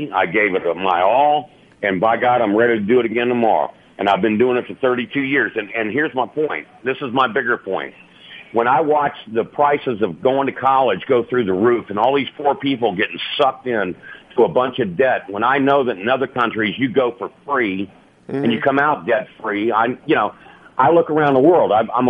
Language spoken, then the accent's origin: English; United States; You know, I served my country. I'm an American Democrat, which I know these right-wingers don't understand.